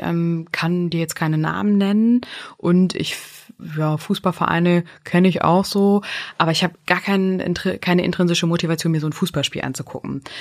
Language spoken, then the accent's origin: German; Northern Germany, Germany; accent: North German dialect; mit unserem norddeutschen Dialekt